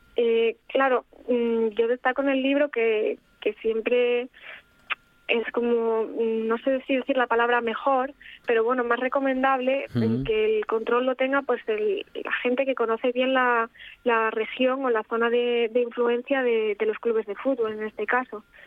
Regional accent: Gijón, Asturias, Spain; also born or lived in Paris; soy eh, de Gijón

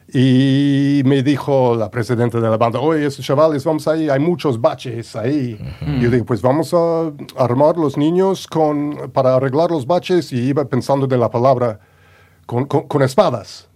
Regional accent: Long Island, New York, United States; Spanish is a second language; moved away as an adult; also born or lived in Pittsburgh / Manhattan; now in Asturias, Spain; nací en Long Island

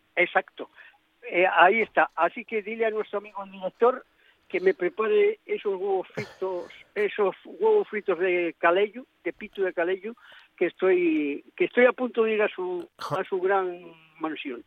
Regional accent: Spain; yo soy español

